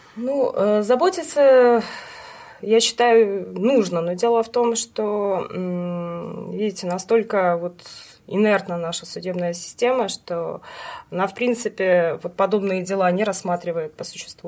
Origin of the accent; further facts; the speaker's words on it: Western Ukraine, Ukraine; moved away as an adult; now in Saint Petersburg, Russia; Родилась на Украине, в западной ее части